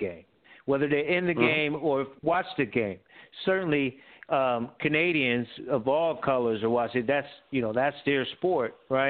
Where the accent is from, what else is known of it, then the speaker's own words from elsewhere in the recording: New Haven, Connecticut, United States; the old New Haven Nighthawks back in the day, in my hometown at the Coliseum there